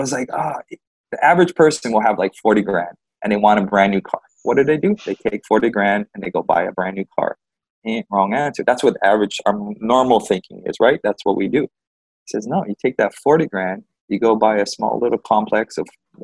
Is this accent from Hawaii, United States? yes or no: yes; Big Island, Hawaii, United States; I'm from Big Island, so local style is to help each other out.